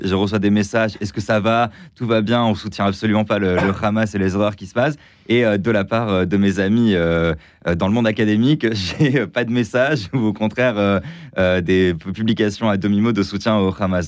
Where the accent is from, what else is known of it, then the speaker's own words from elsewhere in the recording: France; en tant que Français